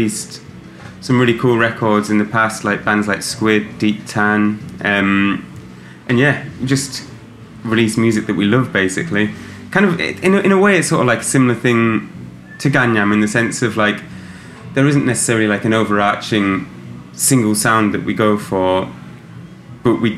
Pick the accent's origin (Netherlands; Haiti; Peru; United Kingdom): United Kingdom; Kendal, North West England; moved away as an adult; also born or lived in London; now in Kendal, United Kingdom; We're all from Kendall.